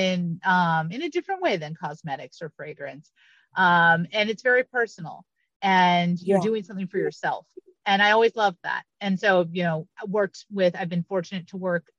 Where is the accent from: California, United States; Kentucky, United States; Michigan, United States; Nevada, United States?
California, United States; Southern; also born or lived in New York; Growing up in Southern California